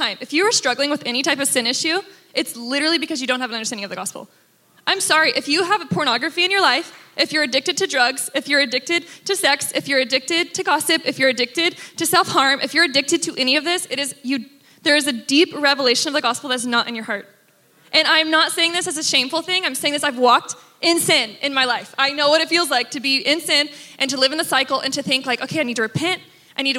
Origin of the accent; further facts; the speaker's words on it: Texas, United States; I grew up in Texas, Father, Son, Holy Bible.